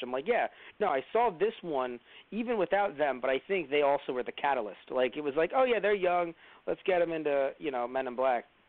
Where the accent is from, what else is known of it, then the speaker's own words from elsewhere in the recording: New York City, New York, United States; as a New Yorker